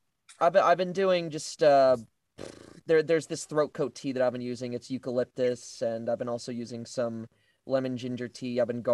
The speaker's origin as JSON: {"language": "English", "town": "Vancouver", "region": "British Columbia", "country": "Canada", "said": "Yeah, I'm Canadian. I'm from Vancouver."}